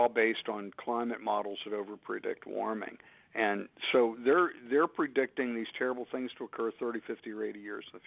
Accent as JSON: {"language": "English", "region": "Pennsylvania", "country": "United States", "said": "my home state of Pennsylvania"}